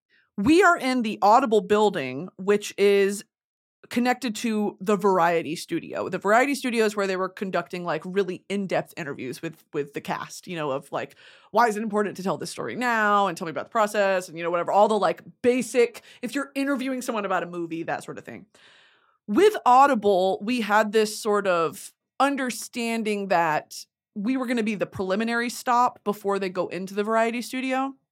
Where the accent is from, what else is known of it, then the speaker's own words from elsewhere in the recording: Texas, United States; I am a woman of the South. I am a woman of hot weather. I am a fatty from Texas, okay?